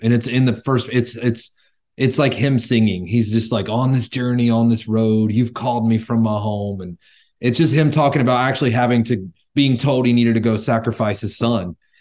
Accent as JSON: {"language": "English", "region": "North Carolina", "country": "United States", "tie": "born or raised there", "also_born_or_lived": "Northern California", "moved": "as an adult", "lives_now": "Tennessee, United States", "said": "Born and raised in North Carolina. I moved out to California for six years and now I live in Tennessee"}